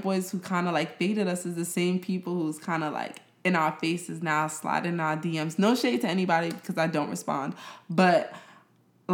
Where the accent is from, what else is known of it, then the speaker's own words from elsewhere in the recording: New York City, New York, United States; I'm from Brooklyn